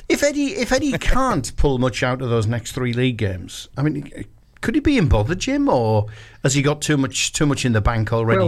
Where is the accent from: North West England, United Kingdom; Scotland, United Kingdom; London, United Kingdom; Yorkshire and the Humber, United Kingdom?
Yorkshire and the Humber, United Kingdom; I'm a Yorkshireman from birth